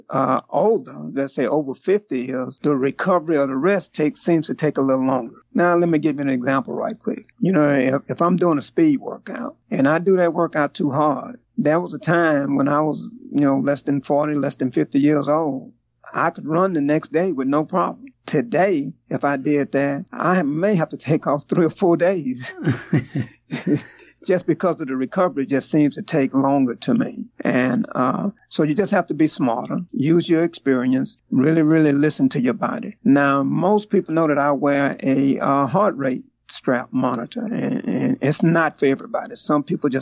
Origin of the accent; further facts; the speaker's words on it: Houston, Texas, United States; originally I'm from Houston, Texas